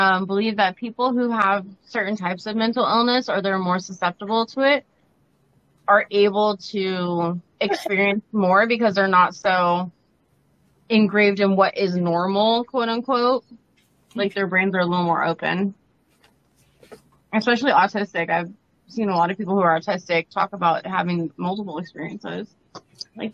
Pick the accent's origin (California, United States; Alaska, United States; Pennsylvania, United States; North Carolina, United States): California, United States; Ventura; also born or lived in Los Angeles, California; I grew up in Ventura in, like, southern central California. It's probably about, like, 45 miles north of L.A. Yeah, 45 miles north of L.A.